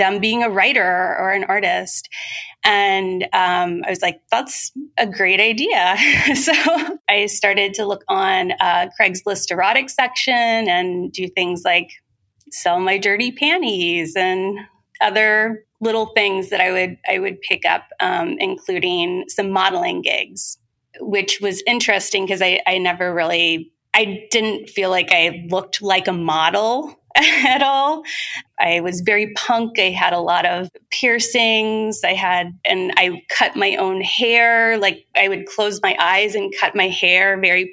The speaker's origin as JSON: {"language": "English", "region": "Southern Ohio", "country": "United States", "tie": "born or raised there", "also_born_or_lived": "San Francisco", "moved": "as an adult", "said": "I grew up in Southern Ohio in a very conservative area."}